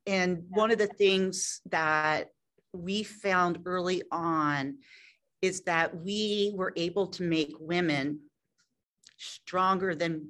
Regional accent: Philadelphia, Pennsylvania, United States; Me too. I grew up in Philadelphia, so I can't help it.

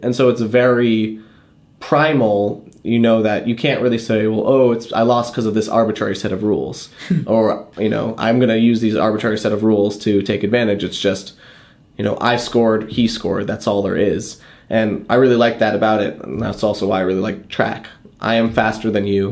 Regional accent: Boston, Massachusetts, United States; I grew up around Boston

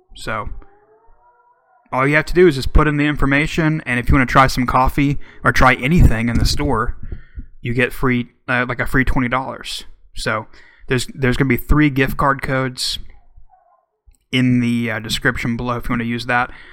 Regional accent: Oklahoma, United States; my home my home state

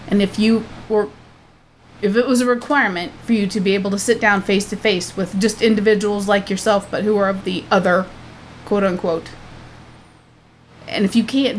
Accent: United States; I am from America

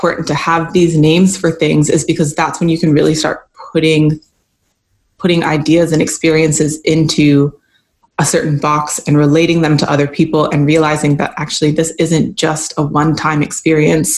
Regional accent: Canada; moved away as an adult; now in United States; I'm a lighter skinned Black woman, and I grew up in Canada

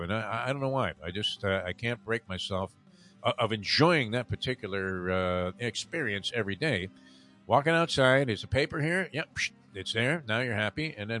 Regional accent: Long Island, New York, United States; I was traveling from Long Island, I used to take the Long Island Railroad.

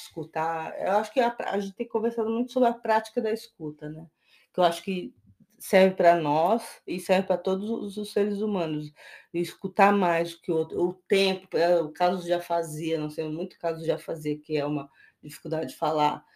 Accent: Brazil; a gente, como brasileiro

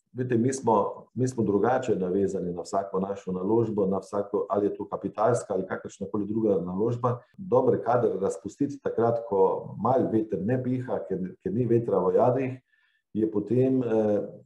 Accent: Slovenia

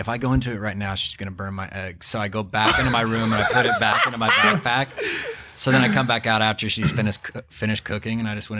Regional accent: Clear Lake, Indiana, United States; now in Los Angeles, United States; I had to go back to the Midwest where I'm from

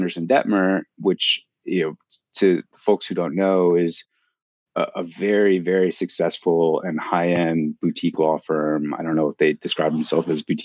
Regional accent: Los Angeles, California, United States; moved away as an adult; also born or lived in New York; I'm originally from Los Angeles

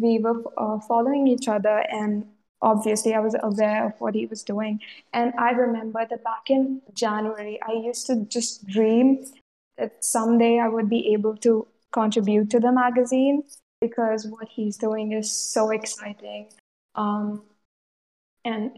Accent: India; I'm from India

